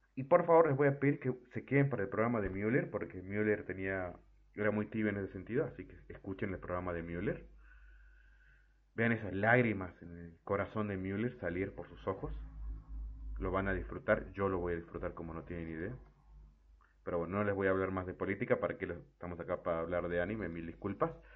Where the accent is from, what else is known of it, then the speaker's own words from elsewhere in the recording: Argentina; en mi país, en Argentina